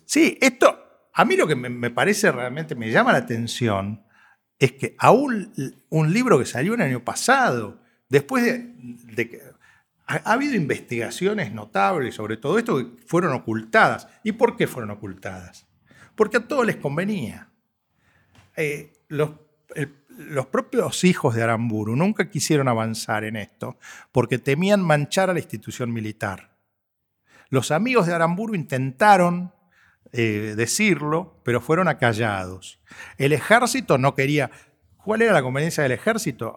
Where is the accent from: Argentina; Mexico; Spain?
Argentina; Somos posmodernos los argentinos